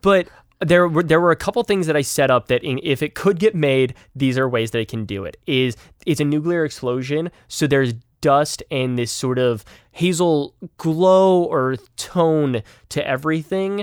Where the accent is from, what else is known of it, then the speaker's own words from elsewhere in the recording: Utah, United States; moved away; I'm originally from Utah